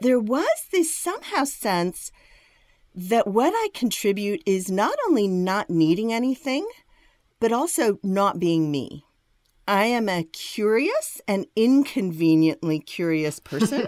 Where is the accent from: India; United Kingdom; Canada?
India; I was born in India, and I was born to a family that's been Christian for generations